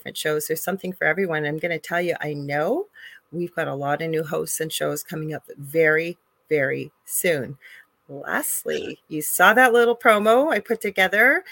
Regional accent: Canada; I'm a Canadian clairvoyant medium

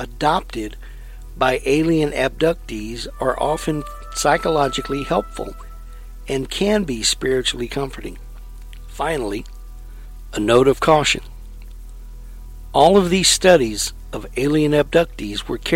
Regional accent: Lexington, Texas, United States; When I was in high school, I lived in a town called Lexington, Texas, which is in the heart of Texas, east of Austin, west of Bryan-College Station.

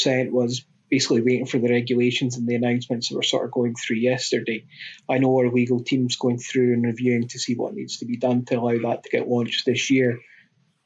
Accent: Scotland, United Kingdom; I'm Scottish.

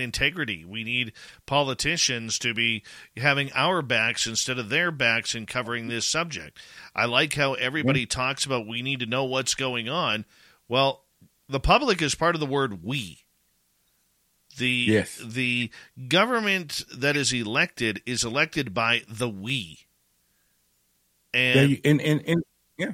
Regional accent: Canada; I'm Canadian

